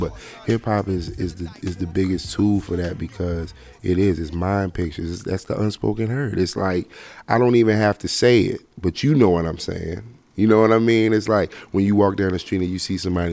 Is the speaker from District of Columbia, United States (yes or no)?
yes; Washington, District of Columbia, United States; I'm from Washington, D.C.